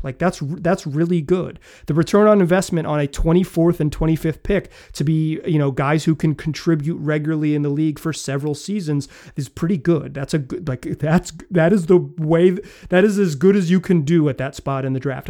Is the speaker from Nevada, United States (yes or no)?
no; North Carolina, United States; now in Oregon, United States; I grew up in North Carolina